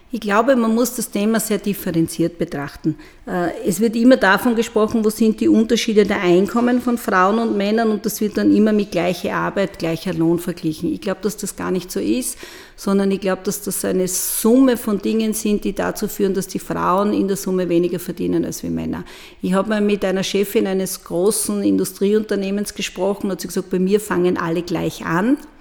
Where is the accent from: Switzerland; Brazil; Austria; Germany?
Austria; Burgenland; moved away as an adult; also born or lived in Vienna / Styria; now in Murau, Austria; ich bin im Burgenland groß geworden und mit 18 nach Wien gegangen